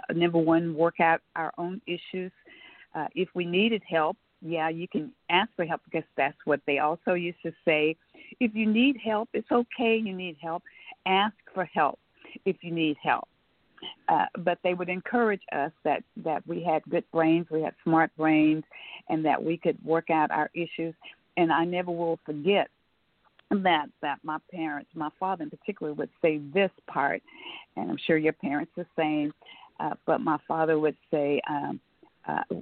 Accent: Omaha, Nebraska, United States; moved away; when I was growing up in Omaha, Nebraska

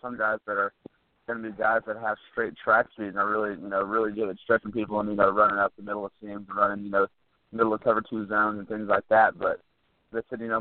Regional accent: Texas, United States; growing up in Texas

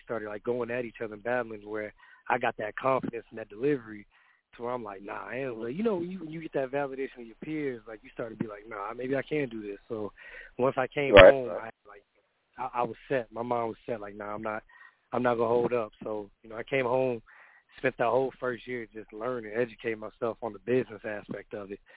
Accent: the South, United States; I'm from the South

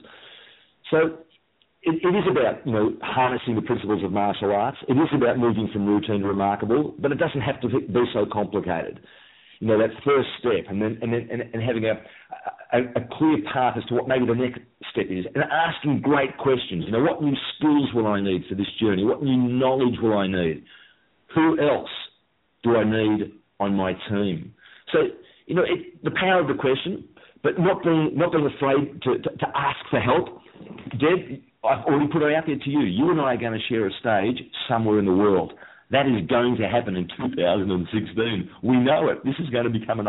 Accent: Melbourne, Victoria, Australia; I'm from Melbourne, Australia.

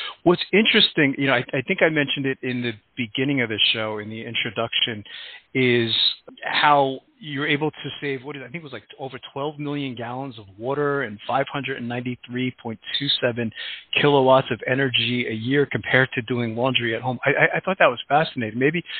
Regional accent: New York City, New York, United States; moved away; I'm originally from Brooklyn, New York, and my family's is still there.

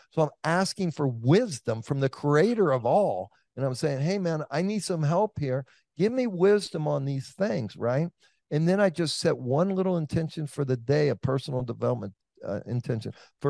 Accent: Oakland, California, United States; you're in Atlanta, I'm from Oakland.

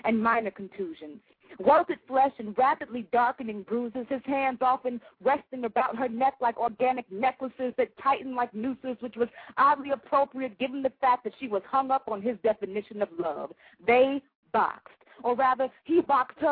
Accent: Miami, Florida, United States; now in Atlanta, United States; I live in Georgia now, in the metro Atlanta area, but I am from Miami.

